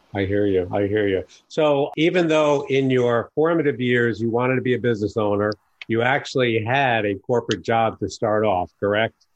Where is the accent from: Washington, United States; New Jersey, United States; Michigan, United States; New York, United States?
New York, United States; now in Chicago, United States; I was born and raised in New York